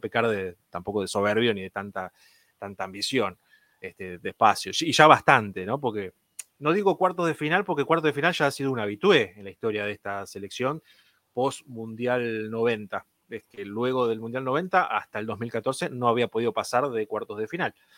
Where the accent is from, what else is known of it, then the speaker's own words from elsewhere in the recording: Argentina; como argentino